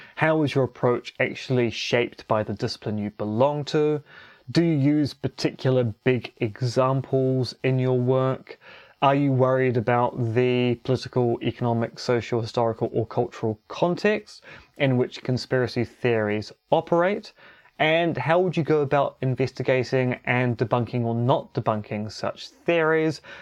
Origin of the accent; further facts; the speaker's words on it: New Zealand; also born or lived in Romania; being a New Zealander